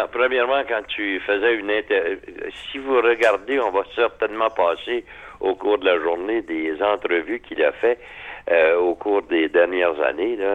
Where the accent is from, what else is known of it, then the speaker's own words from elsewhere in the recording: Quebec, Canada; chez nous, dans le Québec, en entier